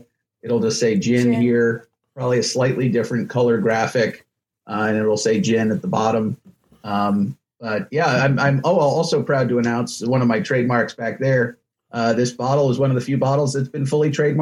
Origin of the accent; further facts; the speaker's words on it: New York City, New York, United States; I'm from Manhattan. I'm born and raised in Manhattan